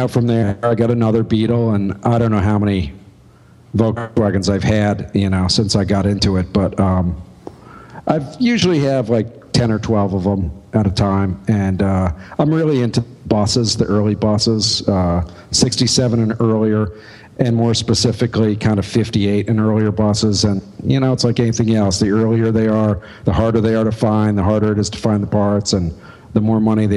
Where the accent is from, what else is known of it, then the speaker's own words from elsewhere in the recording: upstate New York, United States; moved away as an adult; now in Philadelphia, United States; I lived in my hometown for the first 25. So I'm more of a Philadelphian than an upstate New Yorker at this point